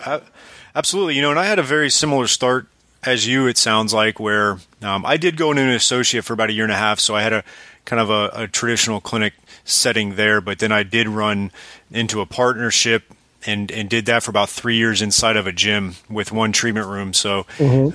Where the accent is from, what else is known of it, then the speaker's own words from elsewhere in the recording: South Florida, United States; I'm from South Florida originally